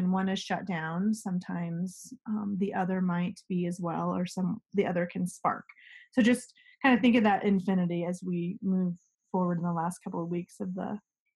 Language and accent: English; Colorado, United States; I was raised in Colorado